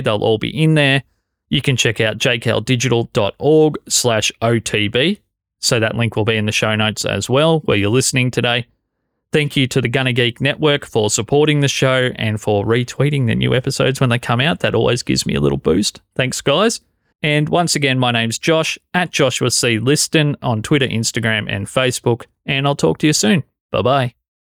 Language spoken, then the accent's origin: English; Australia; as an Australian